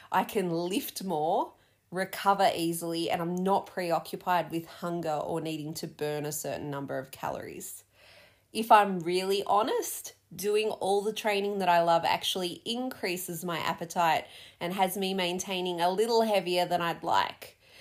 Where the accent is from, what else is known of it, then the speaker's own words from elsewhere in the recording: Australia; also born or lived in London; being Aussie